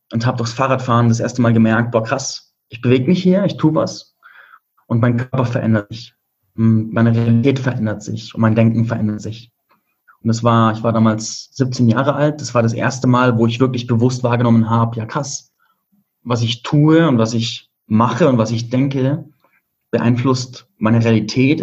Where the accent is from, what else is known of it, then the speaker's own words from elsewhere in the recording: Germany; moved away as an adult; also born or lived in Spain; meine Heimat hinter mir lassen